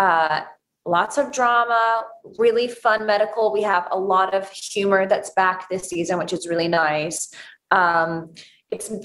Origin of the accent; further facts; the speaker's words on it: United Kingdom; accent: British; British is my first language.